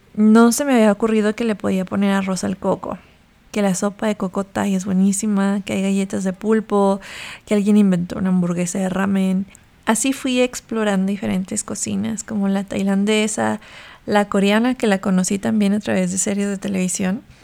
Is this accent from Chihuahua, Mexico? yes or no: yes; Chihuahua, Mexico; now in Mexico City, Mexico; Como crecí en Chihuahua, comí comida sencilla